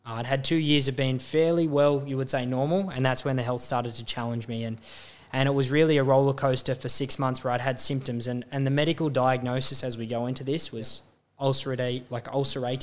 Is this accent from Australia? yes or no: yes; Australia; being an Australian